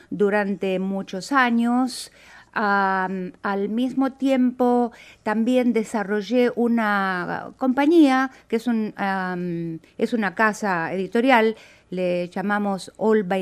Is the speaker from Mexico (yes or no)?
no; Argentina; moved away as an adult; also born or lived in Brazil; Bueno, originariamente soy de Argentina, pero a la edad de 27 años, más o menos al comienzo de la dictadura militar en mi país, emigré para Brasil.